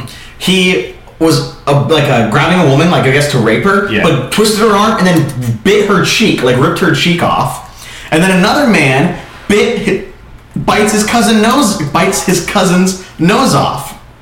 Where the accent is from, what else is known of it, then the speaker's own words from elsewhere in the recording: Winter Haven, Florida, United States; I'm from Winter Haven.